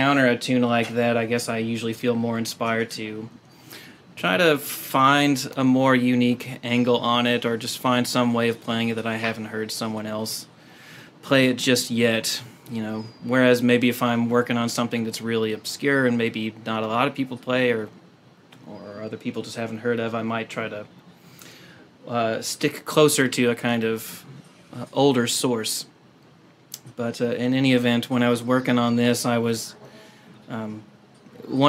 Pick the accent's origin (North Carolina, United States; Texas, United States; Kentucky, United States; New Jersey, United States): Kentucky, United States; born or raised there; moved away as an adult; now in San Diego, United States